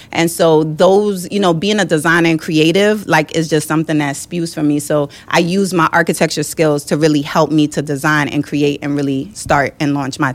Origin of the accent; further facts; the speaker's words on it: New York City, New York, United States; also born or lived in Jamaica; being raised in Brooklyn